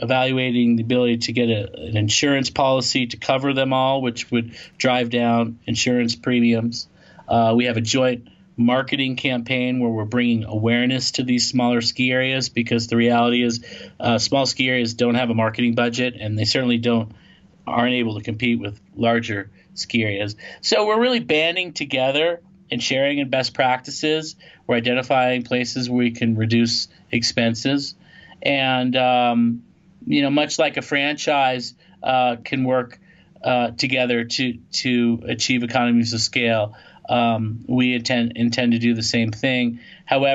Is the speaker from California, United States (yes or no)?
yes; Los Angeles, California, United States; moved away as an adult; now in Lake Tahoe, United States; I grew up in Los Angeles